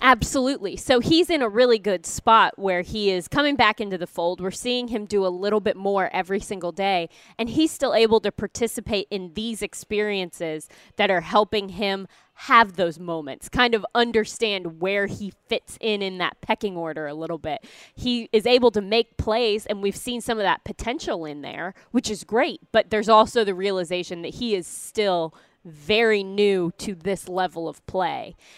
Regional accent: Missouri, United States; moved away; I'm from Missouri

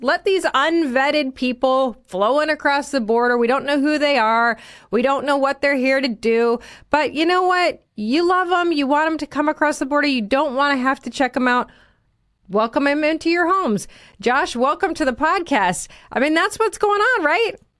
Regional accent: Naperville, Illinois, United States; my hometown

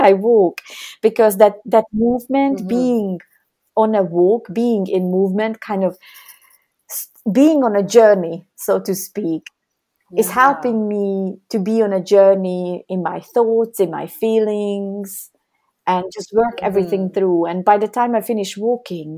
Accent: Hungary; I was born in Hungary, and when I was 17, that's when the Cold War was ending

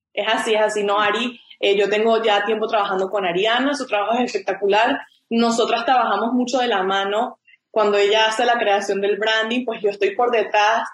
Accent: Venezuela; moved away as an adult; also born or lived in Chicago, United States; now in United States; Yo soy un abogado venezolano este, me gradué de la Universidad Católica Andrés Bello

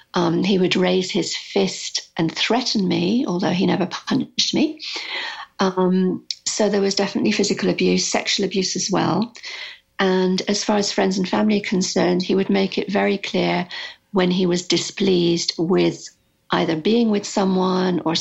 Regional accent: United Kingdom; moved away as an adult; also born or lived in Arizona; I'm British

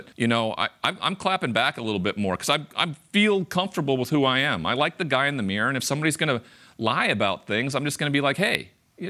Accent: Montana, United States; I grew up in Montana. I'm the only first-round draft pick ever from the state of Montana.

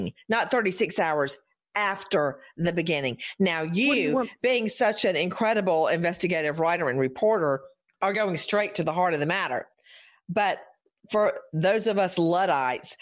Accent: Macon, Georgia, United States; moved away; also born or lived in Atlanta; my hometown of Macon

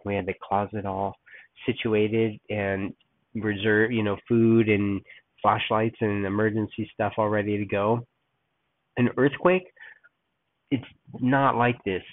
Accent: Los Angeles, California, United States; moved away as an adult; also born or lived in San Diego, California / Oakland, California / Berkeley, California; now in Texas, United States; I was born and raised in Los Angeles until I was about 13. We moved down to San Diego

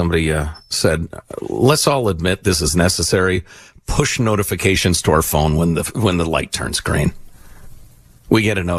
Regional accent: Italy; born there

